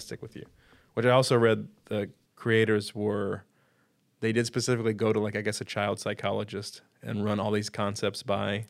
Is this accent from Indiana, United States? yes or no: yes; Vincennes, Indiana, United States; my hometown of Vincennes, Indiana